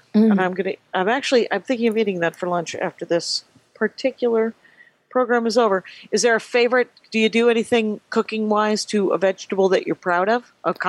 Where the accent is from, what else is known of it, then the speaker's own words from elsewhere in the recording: Wisconsin, United States; I grew up in Wisconsin.